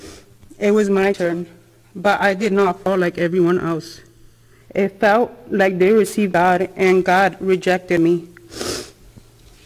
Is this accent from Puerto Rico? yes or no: yes; Puerto Rico; I was born in Puerto Rico.